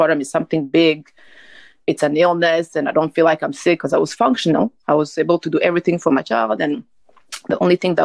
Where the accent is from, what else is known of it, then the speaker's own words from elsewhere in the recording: Rwanda; now in United States; I'm originally from Rwanda and I live in the United States